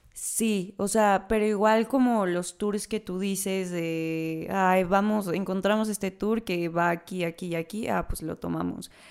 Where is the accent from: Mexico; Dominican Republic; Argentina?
Mexico; como mexicanos